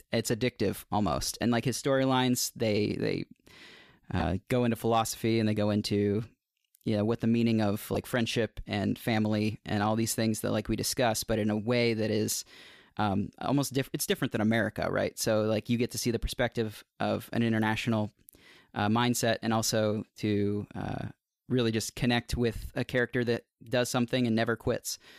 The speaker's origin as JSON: {"language": "English", "town": "Cincinnati", "region": "Ohio", "country": "United States", "said": "I'm from Cincinnati, Ohio. So I'm three hours in the future"}